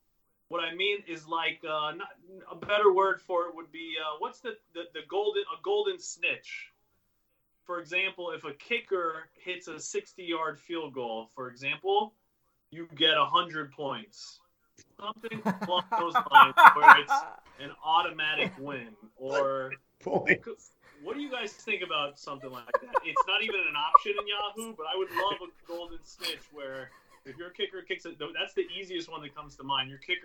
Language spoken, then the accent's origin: English; Jacksonville, Florida, United States; now in New York, United States; You know, we're from Jacksonville.